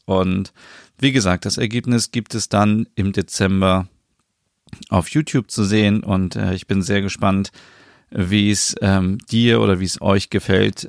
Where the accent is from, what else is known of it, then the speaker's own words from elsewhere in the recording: Northern Germany, Germany; hier bei uns in Norddeutschland